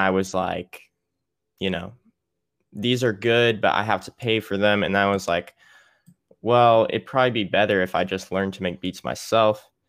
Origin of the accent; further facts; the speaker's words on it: Little Rock, Arkansas, United States; moved away as an adult; also born or lived in Mississippi; my parents live in Little Rock, so during the summers, or at least this summer, I came back home to stay